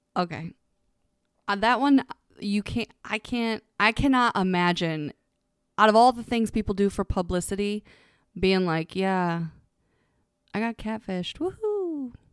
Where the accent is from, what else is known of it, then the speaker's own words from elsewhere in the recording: Ohio, United States; I'm from Ohio